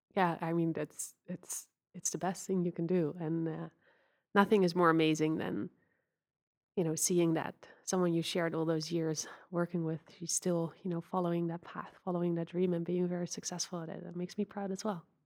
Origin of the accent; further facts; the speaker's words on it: Netherlands; I grew up in the Netherlands